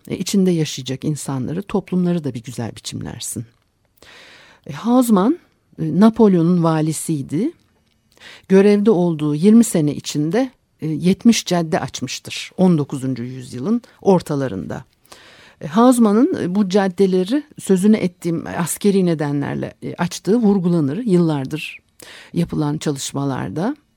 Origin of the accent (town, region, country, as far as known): Turkey